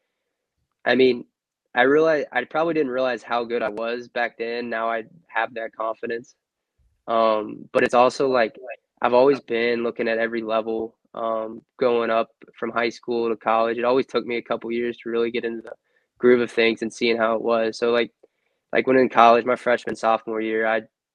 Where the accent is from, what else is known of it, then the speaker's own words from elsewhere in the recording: Louisville, Kentucky, United States; I was born in Louisville